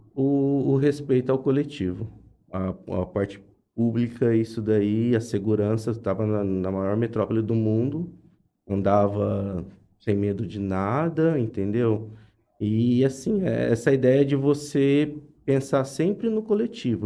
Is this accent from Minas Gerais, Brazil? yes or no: no; Jales, São Paulo, Brazil; also born or lived in Japan; eu sempre nasci, cresci em Jales